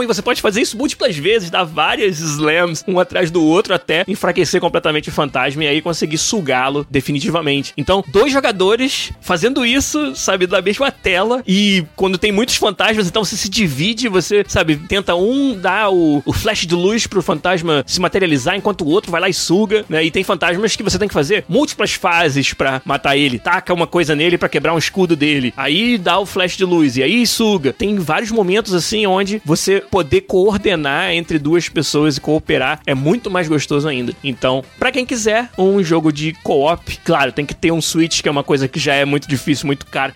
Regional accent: Niterói, Rio de Janeiro, Brazil; Eu sou lá de Niterói

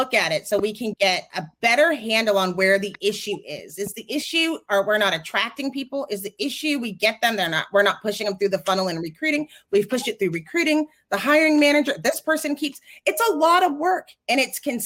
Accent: Texas, United States; I'm from Texas

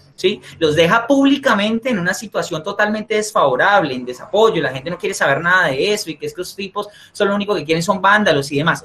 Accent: Colombia; como pueblo colombiano

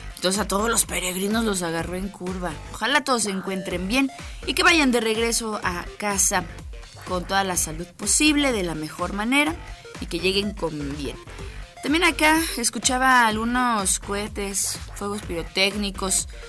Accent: Mexico; parte de los mexicanos

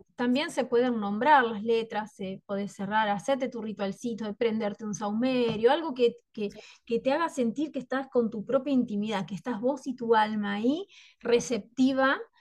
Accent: Concepción del Uruguay, Entre Ríos, Argentina; yo soy de Concepción del Uruguay, Entre Ríos, Argentina.

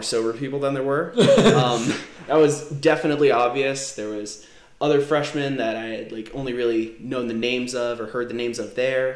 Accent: north-central New Jersey, United States; I am either in northern central Jersey or mid-north Jersey.

